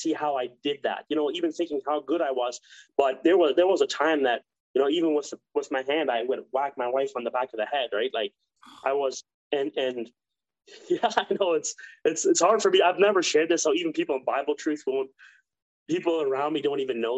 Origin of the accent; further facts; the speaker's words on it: Ontario, Canada; moved away; also born or lived in Mexico; I grew up with him in Ontario